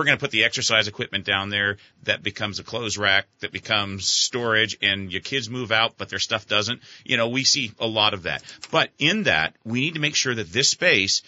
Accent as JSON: {"language": "English", "region": "California", "country": "United States", "tie": "born or raised there", "moved": "yes", "lives_now": "Vermont, United States", "said": "when I grew up in California"}